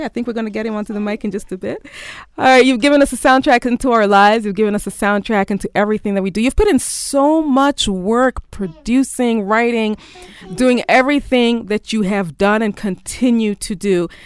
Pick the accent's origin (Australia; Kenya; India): Kenya; Thank you so much as a Kenyan artist, as a Kenyan creative, putting in work for everything that you do.